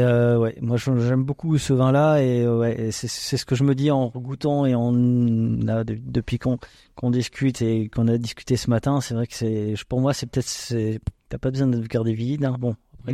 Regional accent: Alsace, Grand Est, France; on est des Alsaciens

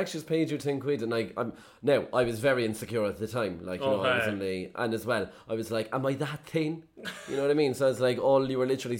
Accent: Ireland; as Irish people, I think we're very agreeable

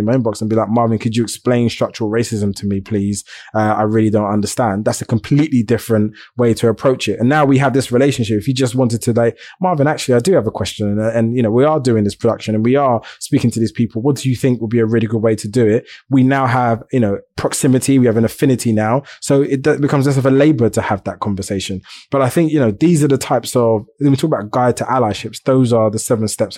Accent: London, United Kingdom; I grew up on a estate in East London

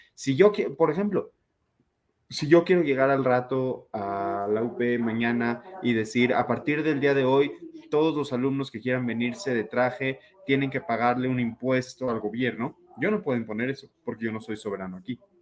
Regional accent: Mexico; yo soy ciudadano mexicano

